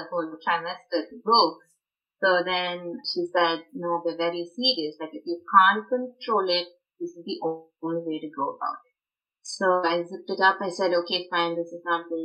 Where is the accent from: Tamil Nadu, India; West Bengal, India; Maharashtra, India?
Tamil Nadu, India; Chennai; moved away as an adult; now in Richmond, United States; growing up in South India, Madras, Chennai, as they call it now.